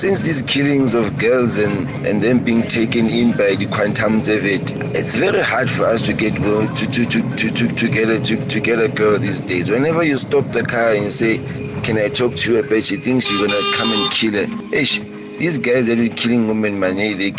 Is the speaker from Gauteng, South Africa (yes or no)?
yes; Orange Farm, Gauteng, South Africa; I'm from Orange Farm, and I'm a taxi driver.